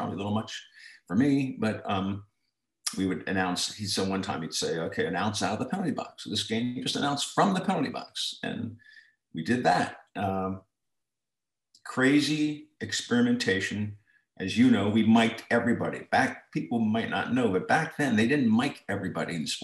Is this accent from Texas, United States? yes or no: no; Towson, Maryland, United States; I was from Towson High School